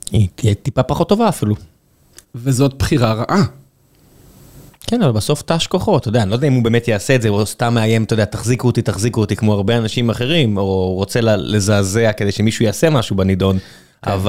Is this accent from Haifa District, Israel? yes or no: no; Ramla, Central District, Israel; כן, נולדתי ברמלה